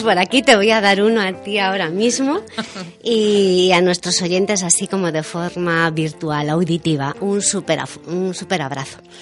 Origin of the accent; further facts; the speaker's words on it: Galicia, Spain; nosotros también somos gallegos